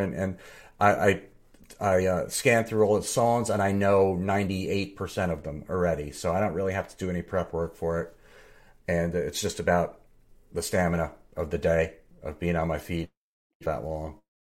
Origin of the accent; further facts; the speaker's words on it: New Jersey, United States; I'm from Jersey, Steve.